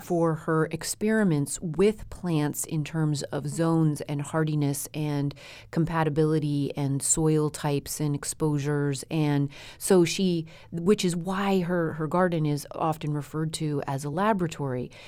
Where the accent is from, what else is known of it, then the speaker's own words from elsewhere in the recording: Colorado, United States; growing up in Colorado with a gardening mother